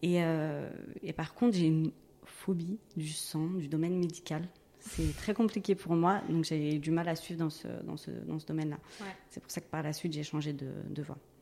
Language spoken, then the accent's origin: French; Gennevilliers, Île-de-France, France; je suis née à Gennevilliers dans le 92, euh, j'y suis toujours